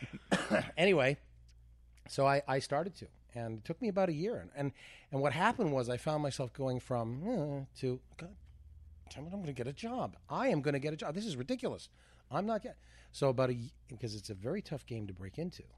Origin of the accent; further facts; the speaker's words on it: Canada; moved away; growing up in Canada